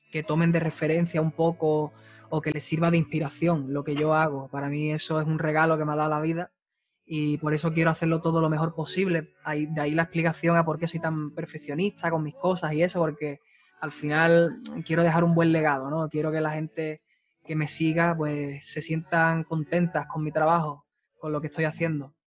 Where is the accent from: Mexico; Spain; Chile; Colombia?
Spain; Valencia, Valencian Community; Soy de Valencia.